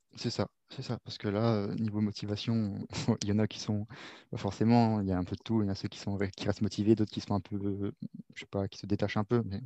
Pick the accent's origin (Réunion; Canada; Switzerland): Réunion; moved away; also born or lived in Paris region, France; j'ai grandi à La Réunion, mais je suis né en région parisienne jusqu'à mes 6 ans, j'y étais